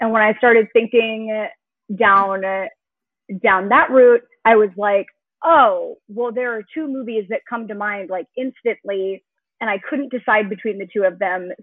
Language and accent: English; Denton, Texas, United States; we're both from the same place in Texas